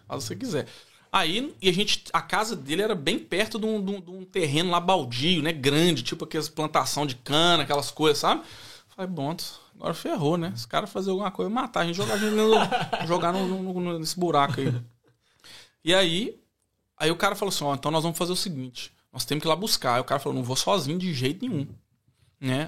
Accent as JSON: {"language": "Portuguese", "town": "Belo Horizonte", "region": "Minas Gerais", "country": "Brazil", "tie": "born or raised there", "also_born_or_lived": "Ribeirão Preto", "accent": "mineiro", "moved": "as an adult", "lives_now": "Australia", "said": "Nós dois nascemos em São Paulo. Ela nasceu em São Paulo, capital, e eu nasci em Ribeirão Preto. Mas a gente viveu a vida inteira lá em, lá em Belo Horizonte"}